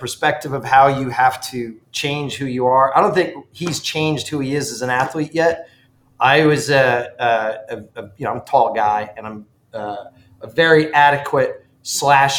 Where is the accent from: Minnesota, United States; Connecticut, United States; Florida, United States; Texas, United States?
Connecticut, United States; Ridgefield; born or raised there; moved away